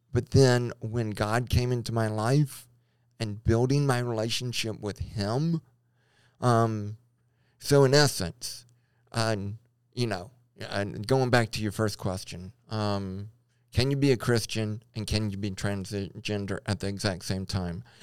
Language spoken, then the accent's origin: English; Baton Rouge, Louisiana, United States; moved away as an adult; also born or lived in Lompoc, California; now in Idaho, United States; I grew up in Baton Rouge and I, uh, went to L S U, but I moved away for a long period of time